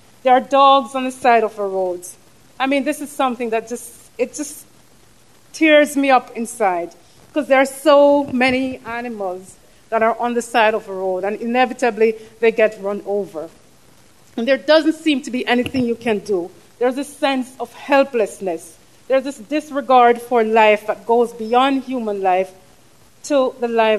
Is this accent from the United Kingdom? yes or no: no; Jamaica; moved away as an adult; now in United States; I come from Jamaica. Every trip back is beautiful.